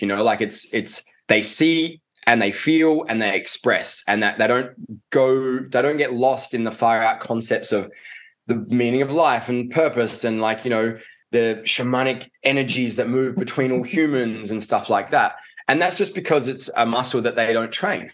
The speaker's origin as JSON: {"language": "English", "town": "Adelaide", "region": "South Australia", "country": "Australia", "tie": "born or raised there", "said": "I grew up in Adelaide. Uh, and down in Adelaide, we don't even have rugby."}